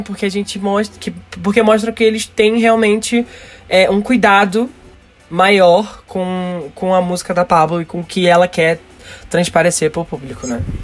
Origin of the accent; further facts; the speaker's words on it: Rio de Janeiro, Brazil; aqui no Rio de Janeiro, pelo menos na parte onde eu cresci, da periferia do Rio de Janeiro